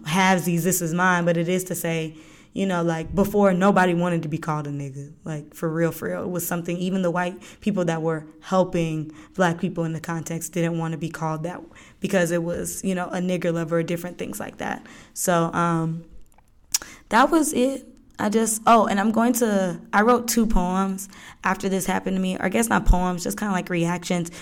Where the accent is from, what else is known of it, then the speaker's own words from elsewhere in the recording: Lithonia, Georgia, United States; also born or lived in Florida; I was born in Florida, but I'm from Latonia, Georgia.